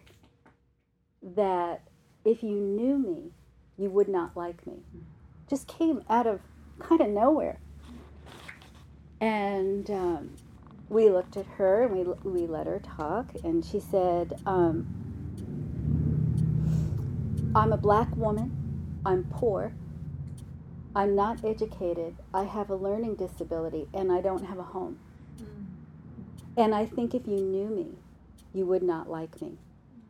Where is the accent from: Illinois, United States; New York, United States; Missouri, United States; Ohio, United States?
New York, United States; New York City; accent: New York; I grew up in New York in the 60s